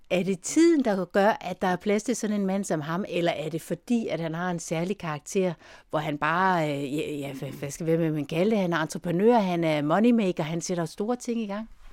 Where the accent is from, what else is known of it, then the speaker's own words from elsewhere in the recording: Denmark; som dansker